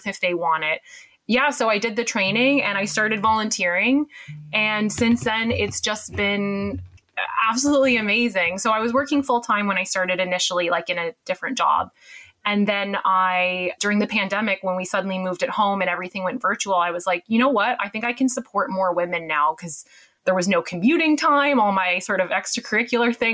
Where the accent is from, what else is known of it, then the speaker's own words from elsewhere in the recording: Canada; accent: Canadian; moved away as an adult; now in United Kingdom; I'm Canadian, as you can tell from the accent, but I've lived here almost about 10 years now